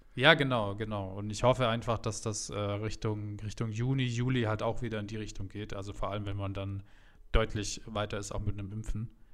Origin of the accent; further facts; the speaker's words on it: Munich, Bavaria, Germany; als Münchner